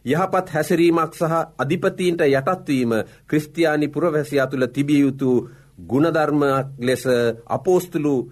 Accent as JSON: {"language": "Sinhala", "country": "Sri Lanka", "said": "අප උපන් රට අපි මැරෙන රට ශ්‍රී ලංකාවයි."}